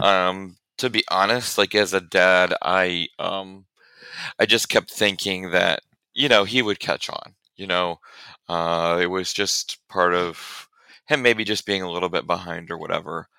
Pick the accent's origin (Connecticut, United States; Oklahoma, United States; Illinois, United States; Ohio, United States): Illinois, United States; central; moved away as an adult; now in Conway, United States; I'm actually originally from Illinois, uh, central Illinois area